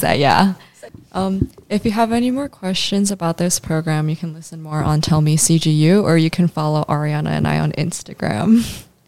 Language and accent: English; Chicago, Illinois, United States; I come from Chicago.